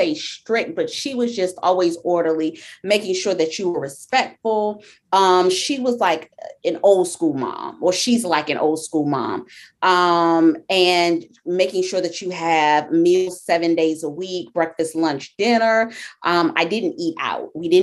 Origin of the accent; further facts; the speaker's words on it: Meridian, Georgia, United States; also born or lived in Queens, New York; I was born in Queens, New York, Jamaica, Queens. I lived there until I was 6 years old. And then I moved to a small town called Meridian, Georgia.